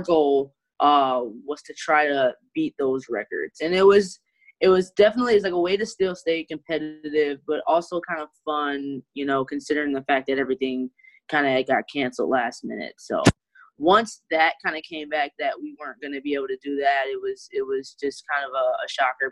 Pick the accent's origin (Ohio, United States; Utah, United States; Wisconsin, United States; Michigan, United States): Michigan, United States; Detroit; also born or lived in Flint, Michigan; I am from Detroit, Michigan. That is where I grew up and swim at.